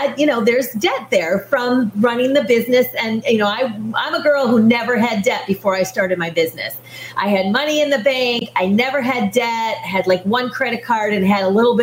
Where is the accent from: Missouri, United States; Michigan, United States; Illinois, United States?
Michigan, United States; I was born and raised in Michigan. So I'm a Michigander